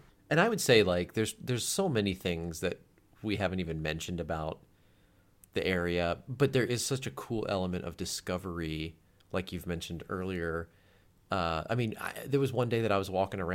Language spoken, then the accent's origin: English; the South, Southern United States, United States; accent: Southern; moved away; I grew up in around Southern accent a little bit more, which I don't think I have.